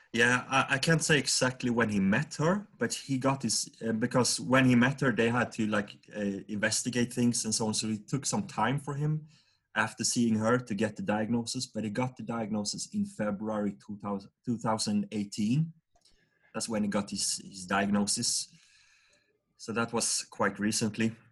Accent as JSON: {"language": "English", "town": "Vaggeryd", "region": "Jönköping County", "country": "Sweden", "tie": "born or raised there", "said": "we grew up in a small town called Vaggeryd. It's about uh, 5,000 people living there, and this is in the south of Sweden, uh, in uh, the Jönköping region"}